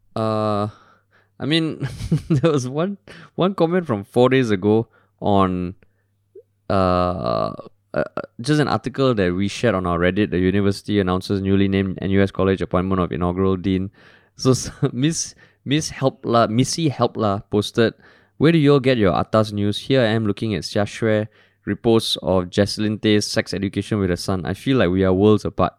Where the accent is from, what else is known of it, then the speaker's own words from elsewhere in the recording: Singapore; I'm Singaporean at heart